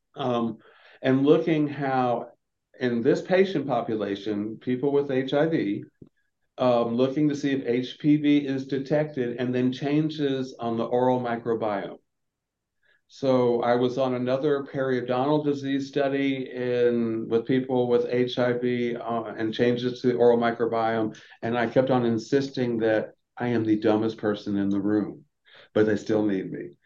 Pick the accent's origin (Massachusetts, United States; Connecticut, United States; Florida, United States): Florida, United States; now in Atlanta, United States; I'm from the southeast. I'm from Florida